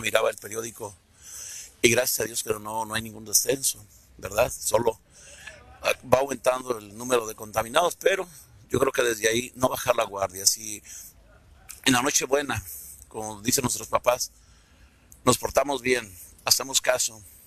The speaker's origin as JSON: {"language": "Spanish", "town": "Tecalitlán", "region": "Jalisco", "country": "Mexico", "said": "Yo soy de Tecaritlán"}